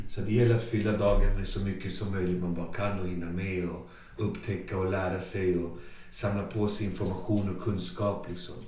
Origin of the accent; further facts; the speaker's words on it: Botkyrka, Stockholm County, Sweden; Så jag kommer från Alby, då, Botkyrka. Jag är född, fostrad, uppvuxen i Alby